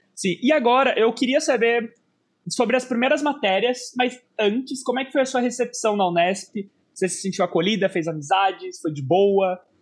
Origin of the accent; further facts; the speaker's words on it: Sorocaba, São Paulo, Brazil; Sorocaba, né, por ser inclusive a minha cidade e a cidade em que eu estou gravando aqui esse episódio